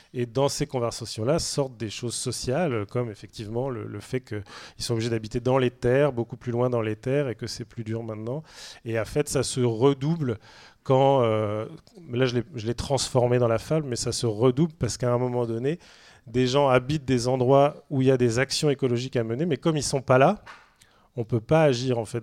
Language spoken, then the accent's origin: French; Saint-Brieuc, Brittany, France; Moi, je suis de Saint-Brieuc, donc c'est vrai que je suis d'une rivière très polluée, puisque je viens du bord du Gouette